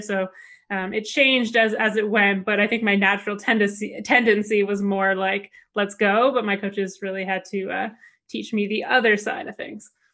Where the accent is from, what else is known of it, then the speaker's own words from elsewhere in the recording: Canada; as a Canadian kid